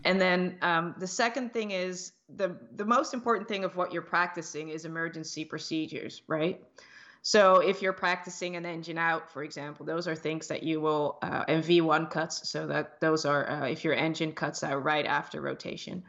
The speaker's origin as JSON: {"language": "English", "country": "Netherlands", "tie": "born or raised there", "moved": "yes", "said": "I grew up in the Netherlands, in Europe, but my, uh, parents are from the Dutch Antilles."}